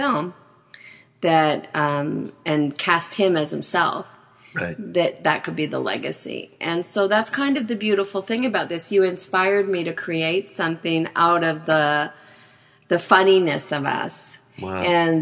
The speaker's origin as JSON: {"language": "English", "area": "outside of Winnipeg", "region": "Manitoba", "country": "Canada", "tie": "born or raised there", "moved": "yes", "said": "I grew up outside of Winnipeg"}